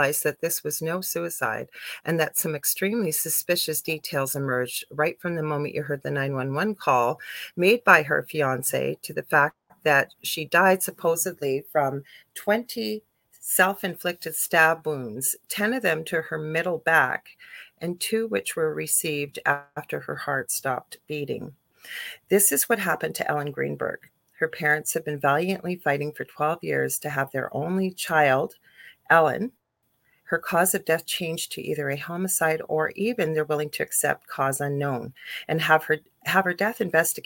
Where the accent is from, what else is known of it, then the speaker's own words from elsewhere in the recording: Canada; I'm a Canadian clairvoyant medium